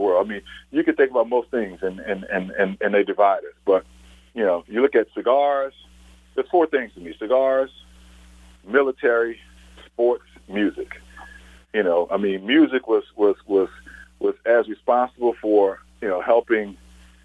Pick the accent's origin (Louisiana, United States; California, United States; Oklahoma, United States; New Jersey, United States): Louisiana, United States; New Orleans; I'm from Uptown New Orleans in the Irish Channel